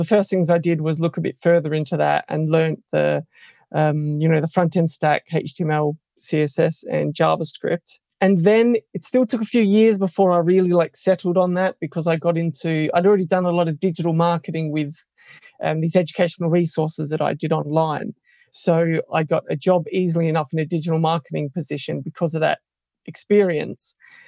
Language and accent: English; Australia; moved away as an adult; now in United Kingdom; Yeah, so I suppose location-wise, I come from Australia originally and have moved to the UK about 3 years ago.